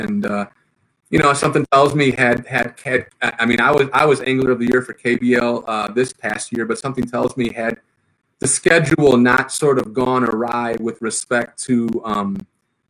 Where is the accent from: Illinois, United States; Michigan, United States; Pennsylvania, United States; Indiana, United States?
Illinois, United States; Chicago; I'm from Chicago. I'm from Illinois.